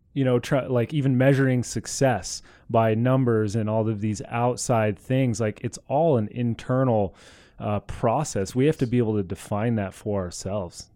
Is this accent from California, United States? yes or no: yes; Southern California, United States; I was born in Southern California